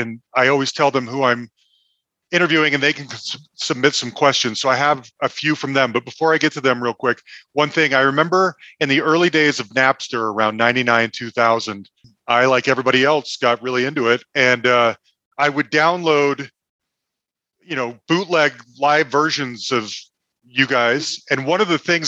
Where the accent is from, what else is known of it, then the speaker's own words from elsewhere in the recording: Salt Lake City, Utah, United States; now in Denver, United States; I grew up in Salt Lake City